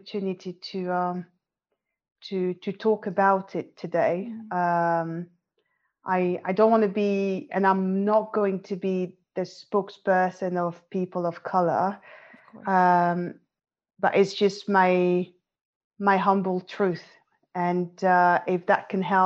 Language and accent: English; France; moved away as an adult; now in London, United Kingdom; I'm French, as you can probably tell. I currently live in London, UK. And I was born and raised in France, but my parents are both Moroccan